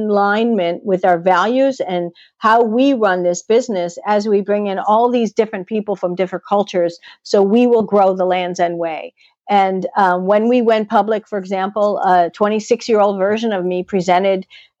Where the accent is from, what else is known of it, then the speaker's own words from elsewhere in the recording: Chicago, Illinois, United States; moved away; growing up in Chicago